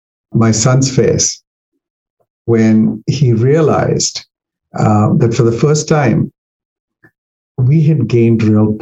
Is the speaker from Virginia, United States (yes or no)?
yes; Virginia, United States; And I say, I'm from Northern Virginia.